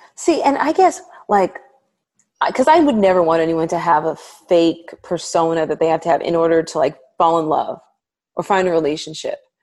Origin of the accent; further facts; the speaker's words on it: United States; I'm African American, I'm Black American